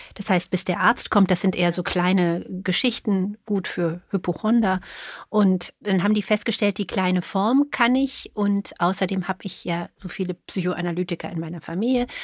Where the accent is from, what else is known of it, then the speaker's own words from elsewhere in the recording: Cologne, North Rhine-Westphalia, Germany; now in Berlin, Germany; Ich komme aus Köln